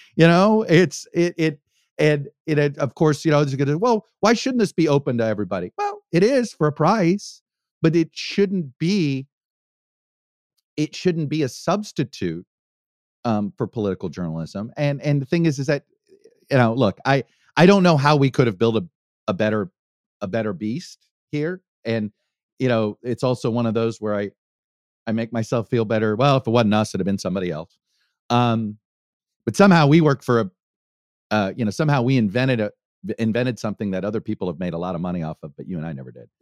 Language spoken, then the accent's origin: English; Miami, Florida, United States; my hometown team